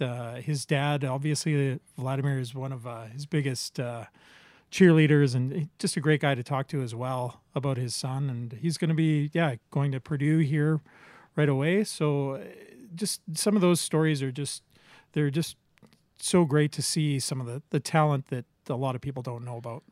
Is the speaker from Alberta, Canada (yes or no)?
yes; Medicine Hat, Alberta, Canada; I, I grew up in Medicine Hat